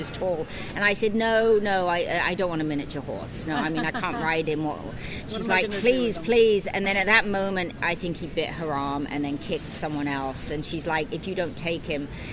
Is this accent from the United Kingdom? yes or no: yes; United Kingdom; moved away as an adult; now in Pacific Northwest, United States; I was born and raised in the UK, American father, English mother